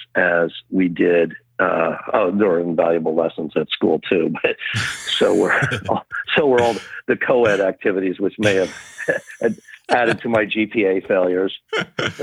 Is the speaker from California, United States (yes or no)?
yes; Oakville, California, United States; also born or lived in Berryessa; I grew up on the Oakville property and the Berryessa properties